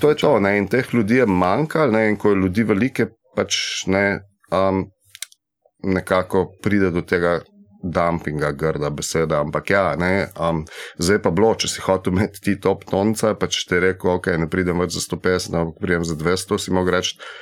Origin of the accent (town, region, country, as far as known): Slovenia